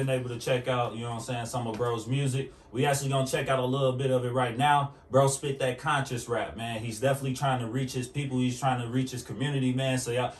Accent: Chicago, Illinois, United States; now in Milwaukee, United States; You know, I'm definitely not from Milwaukee. I put on for Chicago. I put on for Zion, the Z.

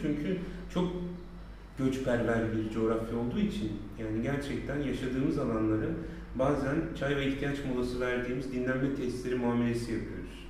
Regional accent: Mersin, Turkey; 5. sınıfta Mersin'e geldim.

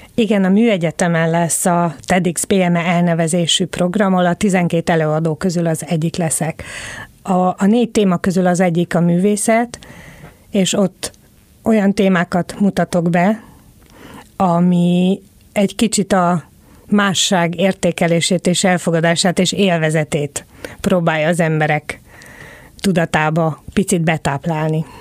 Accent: Szombathely, Vas, Hungary; Én a 70-es, 80-as években nőttem fel Magyarországon

